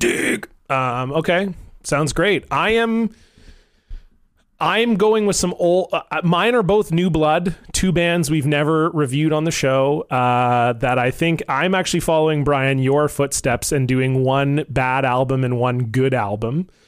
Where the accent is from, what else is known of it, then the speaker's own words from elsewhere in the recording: Vancouver, British Columbia, Canada; I'm from Vancouver, B C, Canada